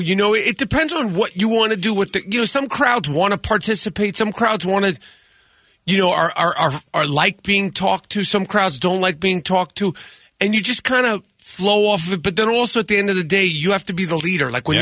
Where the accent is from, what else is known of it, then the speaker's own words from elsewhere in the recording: New York, United States; I'm from New York